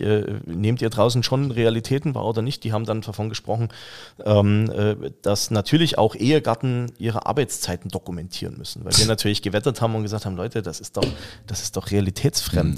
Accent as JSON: {"language": "German", "region": "Saxony", "country": "Germany", "tie": "born or raised there", "moved": "yes", "said": "ich bin ja gebürtiger Sachse."}